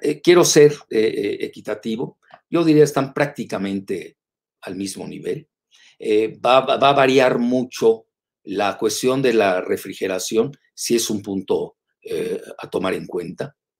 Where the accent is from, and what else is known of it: Mexico